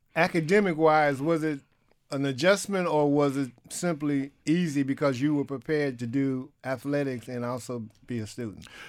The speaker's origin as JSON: {"language": "English", "town": "Detroit", "region": "Michigan", "country": "United States", "tie": "born or raised there", "said": "Deion and myself are from the same city, Detroit, Michigan, and ironically, our high schools had the same colors. He went to Kettering, I went to Pershing."}